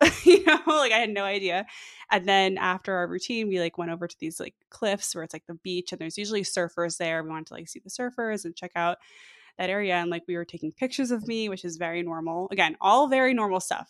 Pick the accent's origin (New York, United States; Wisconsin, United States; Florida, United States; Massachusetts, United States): New York, United States; moved away as an adult; now in Mountain View, United States; I'm from New York